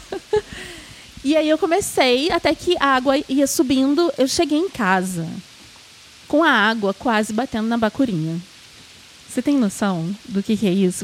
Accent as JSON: {"language": "Portuguese", "region": "Rio de Janeiro", "country": "Brazil", "said": "obviamente sou carioca"}